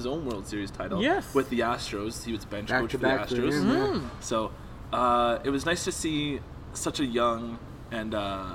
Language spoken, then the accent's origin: English; Canada; As a Canadian